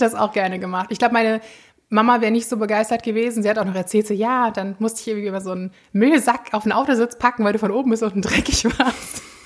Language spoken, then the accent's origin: German; Flensburg, Schleswig-Holstein, Germany; ich bin auch in der Nähe von Flensburg groß geworden